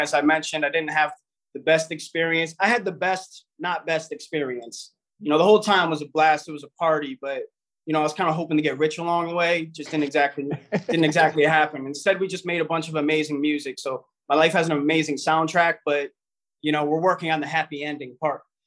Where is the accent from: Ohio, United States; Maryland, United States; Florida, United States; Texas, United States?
Ohio, United States; Cleveland; We're from Cleveland, Ohio. I'm I'm from Cleveland